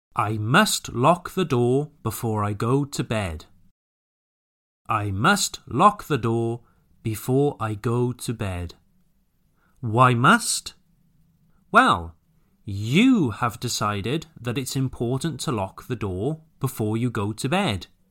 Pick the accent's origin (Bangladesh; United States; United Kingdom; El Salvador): United Kingdom; Wales; moved away; be back in my hometown